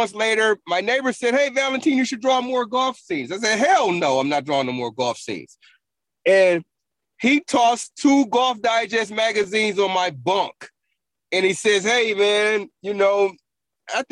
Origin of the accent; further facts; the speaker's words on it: Buffalo, New York, United States; moved away as an adult; now in Augusta, United States; I grew up in a rough part of Buffalo